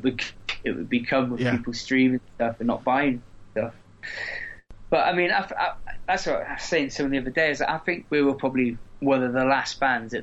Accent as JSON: {"language": "English", "town": "Corby", "region": "East Midlands", "country": "United Kingdom", "said": "we come from Corby"}